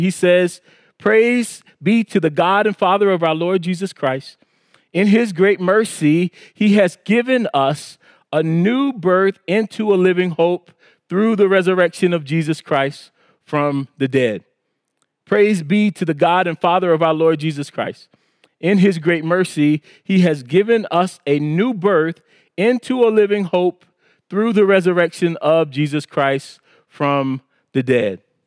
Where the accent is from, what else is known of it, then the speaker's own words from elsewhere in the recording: South Carolina Low Country, United States; moved away; I was raised in South Carolina in the Low Country